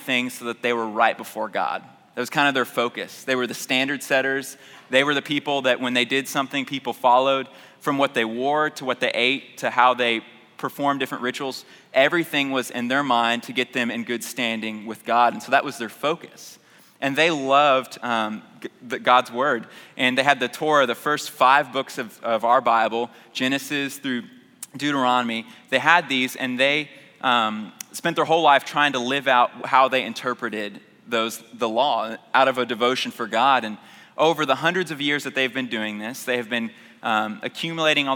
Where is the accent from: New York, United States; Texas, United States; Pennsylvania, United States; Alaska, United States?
Texas, United States; Houston; I grew up in North Houston, and went to Earhart Elementary